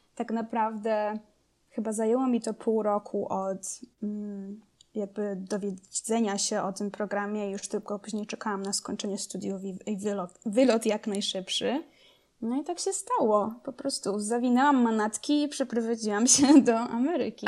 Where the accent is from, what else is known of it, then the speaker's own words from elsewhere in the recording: Rzeszów, Subcarpathian Voivodeship, Poland; moved away as an adult; also born or lived in Kraków; now in United States; jestem z, z Rzeszowa. Ym, wychowałam się Tam